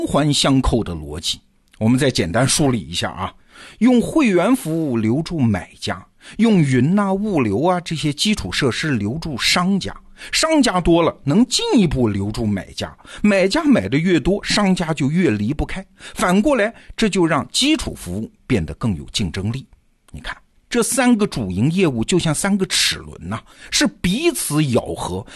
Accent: China; 就像我们中国人用的淘宝或者是京东那样

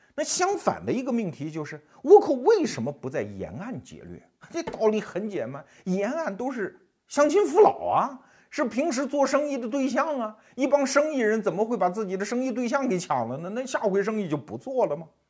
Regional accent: Anhui, China; 我们安徽人老起哄

